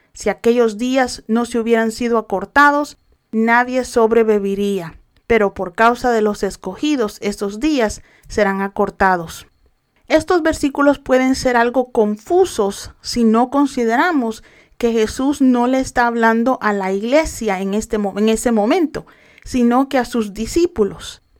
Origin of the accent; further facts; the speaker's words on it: El Salvador; mi país El Salvador